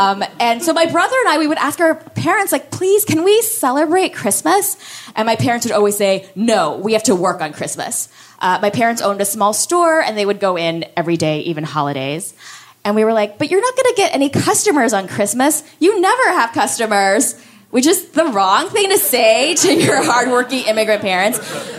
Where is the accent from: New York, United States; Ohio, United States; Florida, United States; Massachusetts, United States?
Florida, United States; Miami; So I'm Korean. I grew up in Miami.